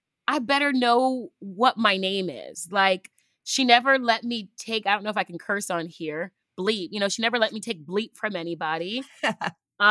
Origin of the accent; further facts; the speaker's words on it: United States; I am first generation American, descendant of two Nigerians